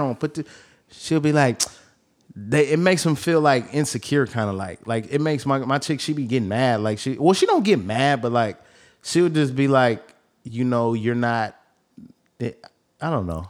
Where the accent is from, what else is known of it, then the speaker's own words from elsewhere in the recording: the Bay Area, California, United States; I come from the Bay